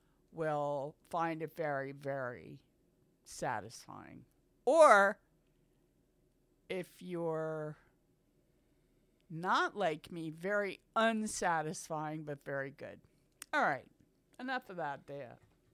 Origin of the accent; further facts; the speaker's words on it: United States; It's just that we're American, so we don't know yet.